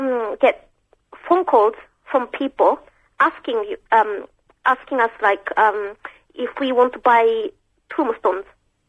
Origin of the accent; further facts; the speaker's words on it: Yokohama, Kanagawa, Japan; I'm from Yokohama.